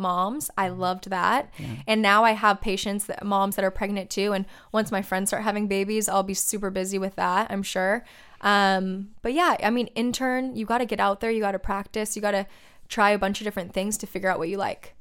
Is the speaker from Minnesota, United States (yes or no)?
no; Laguna Beach, California, United States; I grew up in Laguna Beach